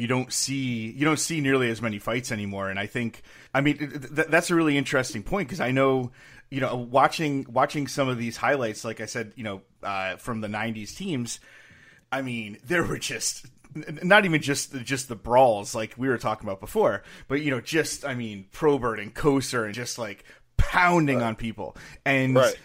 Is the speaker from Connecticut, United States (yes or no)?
yes; Connecticut, United States; I grew up in Connecticut